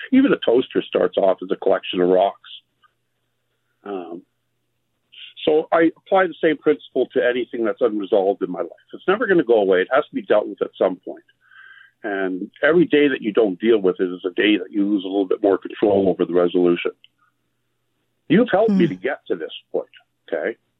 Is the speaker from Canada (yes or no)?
yes; Canada; also born or lived in Quartzsite, Arizona; I am Canadian